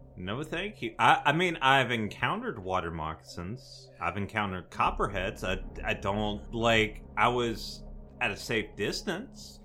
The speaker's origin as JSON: {"language": "English", "region": "North Louisiana", "country": "United States", "said": "Louisiana boys"}